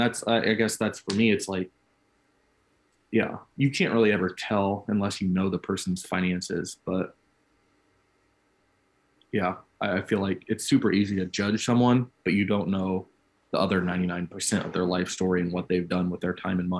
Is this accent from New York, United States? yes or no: no; Illinois, United States; I grew up in Central Illinois.